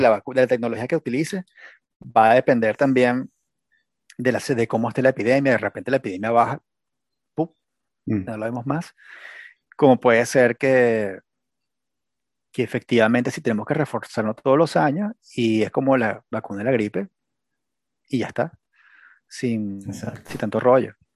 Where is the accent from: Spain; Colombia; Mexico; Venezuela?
Venezuela; moved away as an adult; also born or lived in United States; yo me fui de Venezuela a Estados Unidos cuando estaba Obama